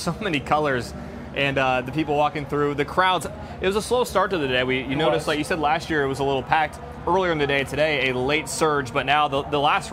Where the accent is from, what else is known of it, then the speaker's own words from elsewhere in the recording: Pennsylvania, United States; moved away; I grew up in Pennsylvania